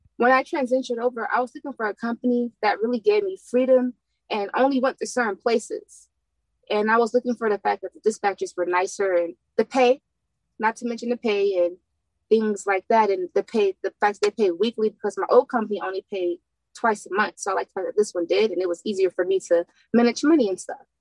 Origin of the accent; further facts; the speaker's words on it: California, United States; moved away as an adult; also born or lived in San Diego; now in Houston, United States; I'm from California